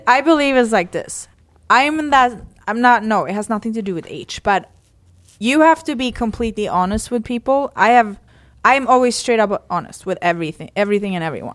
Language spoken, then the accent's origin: English; Sweden; moved away; I come from Sweden. We have a whole different mentality